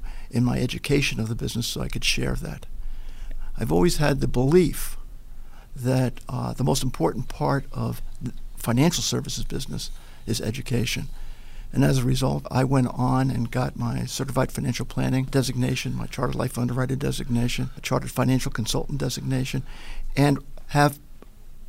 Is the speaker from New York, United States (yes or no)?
yes; Little Neck, New York, United States; now in Buffalo, United States; I grew up in Long Island in Little Neck.